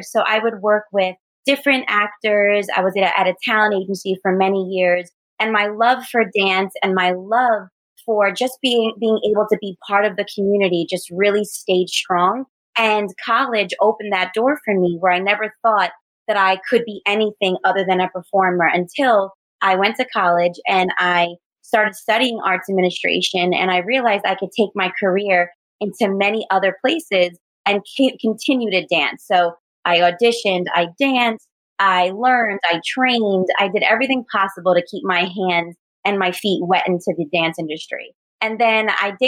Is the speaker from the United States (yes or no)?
yes; New York City, New York, United States; now in New Jersey, United States; I was born and raised in Staten Island, New York. And then now I reside in Jersey.